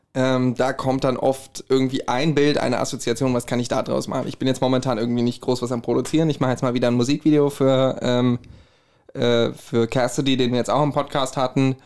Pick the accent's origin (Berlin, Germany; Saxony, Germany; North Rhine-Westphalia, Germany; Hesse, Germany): Hesse, Germany; Herborn; accent: Hessian; ich komme aus Herborn